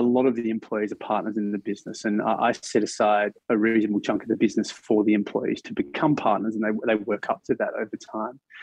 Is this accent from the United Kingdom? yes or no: no; Australia; as an Australian